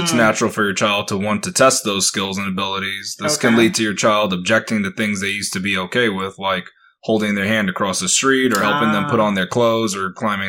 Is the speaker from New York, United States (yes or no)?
yes; New York, United States; we're from New York